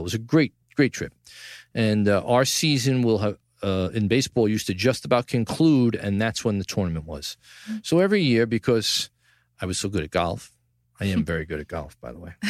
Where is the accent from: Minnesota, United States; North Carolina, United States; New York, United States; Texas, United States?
New York, United States; New York City; From the Gotham Podcast studio in the heart of downtown New York City, my hometown, Tribeca, the greatest city